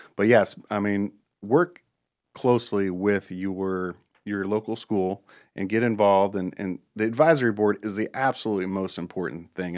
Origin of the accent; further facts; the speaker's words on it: Akron, Ohio, United States; moved away as an adult; also born or lived in Cuyahoga Falls, Ohio; now in Charlotte, United States; I grew up in Northeastern Ohio and, uh, Akron, Ohio area and, um, graduated at Woodridge High School, Cuyahoga Falls